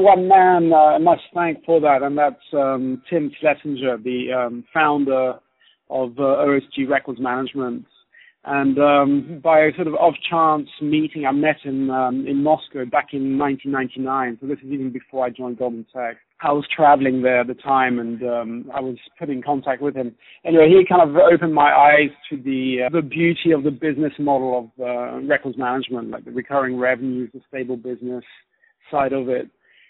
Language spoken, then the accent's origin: English; Switzerland; accent: British; also born or lived in Germany / United Kingdom; now in China; but actually originally I'm from Switzerland and Germany.